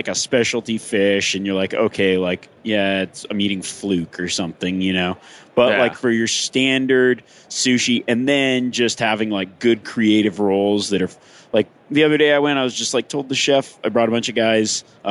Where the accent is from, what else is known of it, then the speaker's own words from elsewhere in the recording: Reno, Nevada, United States; it's in my hometown of Reno, Nevada.